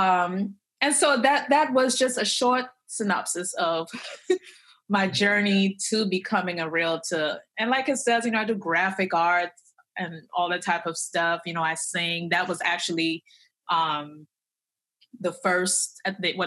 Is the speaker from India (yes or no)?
no; Trinidad & Tobago; moved away as an adult; now in United States; I came from Trinidad and Tobago. That's where I was born. That's where I was raised up until high school, graduated, moved to the United States